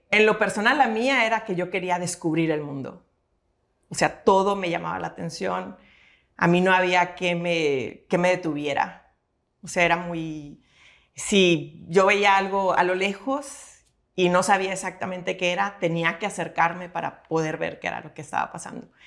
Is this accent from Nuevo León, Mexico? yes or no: yes; Monterrey, Nuevo León, Mexico; born there; Bueno, yo nací aquí en Monterrey, Nuevo León, un 10 de febrero